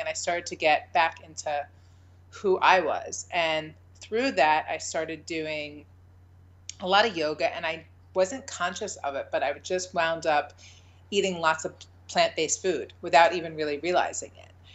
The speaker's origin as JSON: {"language": "English", "region": "New York", "country": "United States", "also_born_or_lived": "California", "moved": "as an adult", "said": "I'm from New York"}